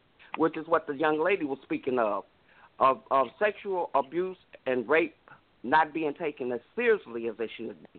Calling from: Illinois, United States; I'm calling from Illinois.

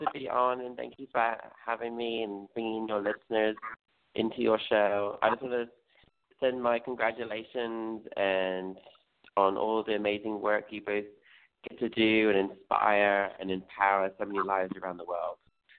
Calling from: Glendale, California, United States; I'm calling from Glendale, California.

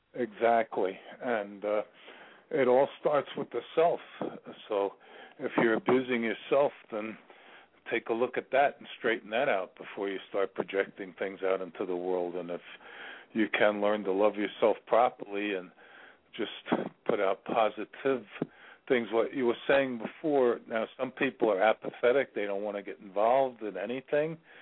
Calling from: Virginia, United States; I'm calling from Virginia

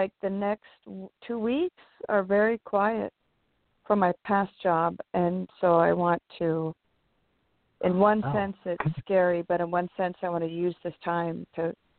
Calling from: California, United States

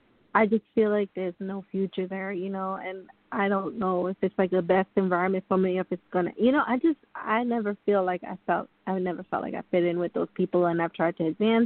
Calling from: New York, United States; This is Tanika. I'm calling from New York.

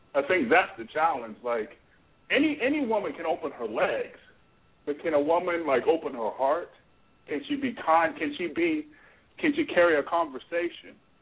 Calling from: Florida, United States; I'm calling from Florida

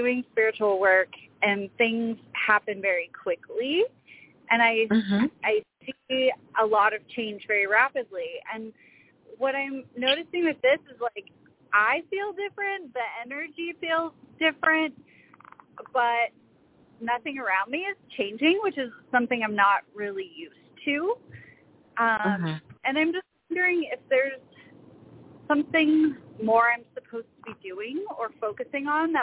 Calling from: Seattle, Washington, United States; I'm calling from Seattle, Washington.

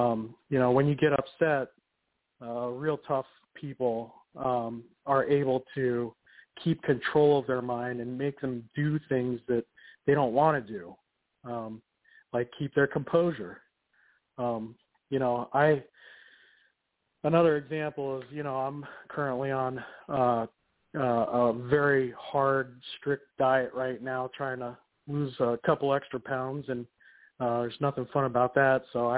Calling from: Portland, Oregon, United States; I'm calling from Portland, Oregon.

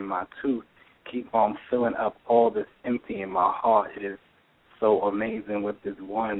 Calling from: New York City, New York, United States; I'm New York City. I'm in Harlam, New York.

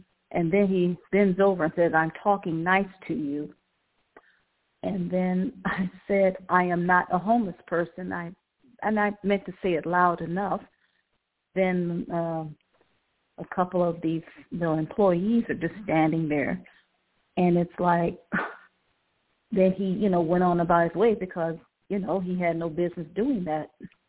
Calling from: Cleveland, Ohio, United States; Hi, Ilene. I'm calling from

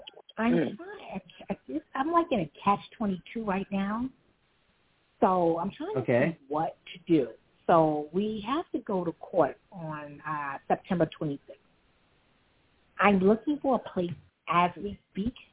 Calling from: New York City, New York, United States; I'm calling from Brooklyn.

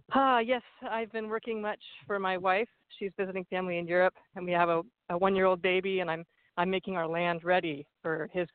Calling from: California, United States; I'm calling from the Redwood Forest.

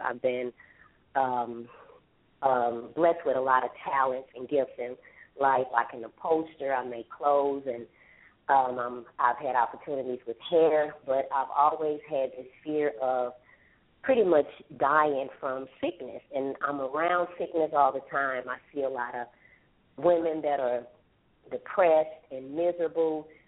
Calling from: Houston, Texas, United States; I'm calling from Houston, Texas

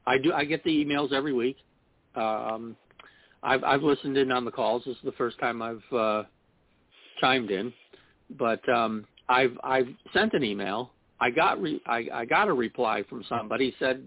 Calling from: New York, United States; I'm calling from New York.

